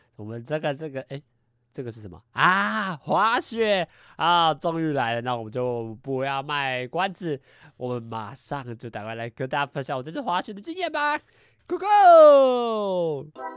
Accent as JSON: {"language": "Chinese", "country": "Taiwan", "said": "我们台 湾人"}